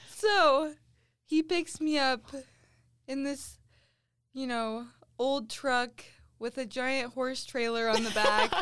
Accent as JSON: {"language": "English", "region": "central Utah", "country": "United States", "tie": "born or raised there", "said": "This is in central Utah. Very rural."}